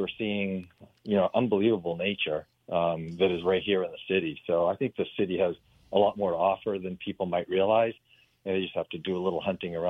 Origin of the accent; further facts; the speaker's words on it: Maine, United States; but I did most of it in Maine.